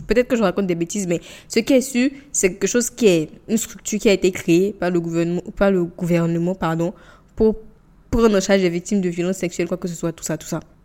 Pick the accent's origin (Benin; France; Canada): Benin; je suis béninoise, je parle du Bénin